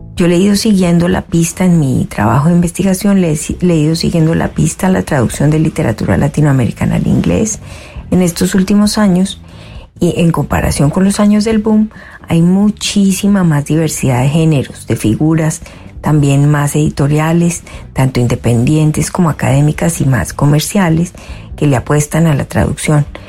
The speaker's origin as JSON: {"language": "Spanish", "country": "Colombia", "tie": "born or raised there", "moved": "as an adult", "lives_now": "Canada", "said": "Soy colombiana"}